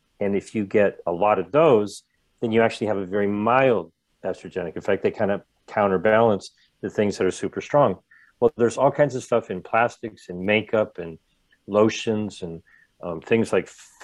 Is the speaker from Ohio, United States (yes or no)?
yes; Ohio, United States; also born or lived in Rhode Island; now in California, United States; I used to live in Rhode Island. Okay, I live in California now. I grew up in Ohio.